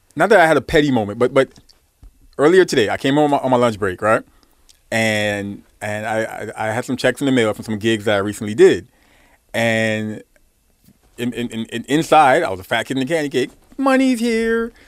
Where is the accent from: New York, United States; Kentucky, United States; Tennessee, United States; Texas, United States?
New York, United States; New York City; I'm from Brooklyn